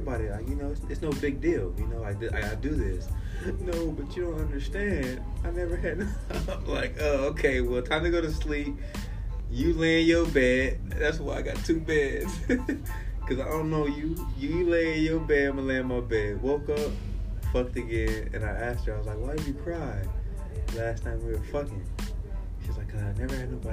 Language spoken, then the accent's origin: English; California, United States; Growing up in California